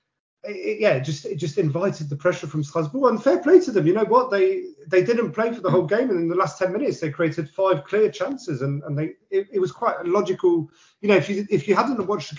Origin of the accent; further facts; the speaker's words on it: London, United Kingdom; we're from London.